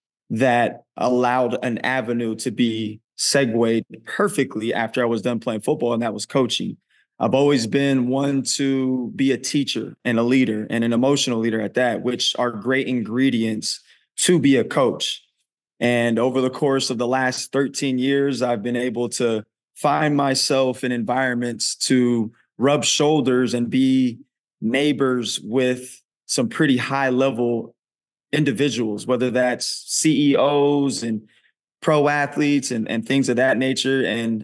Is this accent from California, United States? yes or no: yes; California, United States; also born or lived in Oakland; I was born in Oakland, California, raised in the Bay Area, and then jumped around a lot being a military brat.